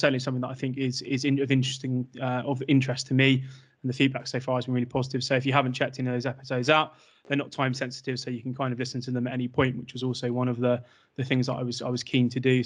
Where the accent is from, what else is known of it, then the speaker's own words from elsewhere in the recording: England, United Kingdom; my Englishness